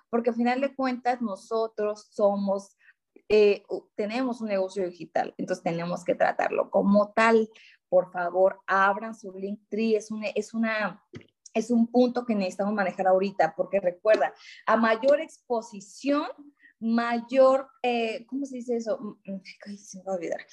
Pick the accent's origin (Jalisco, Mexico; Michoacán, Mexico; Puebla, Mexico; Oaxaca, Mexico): Oaxaca, Mexico; soy de Oaxaca, orgullosamente oaxaqueña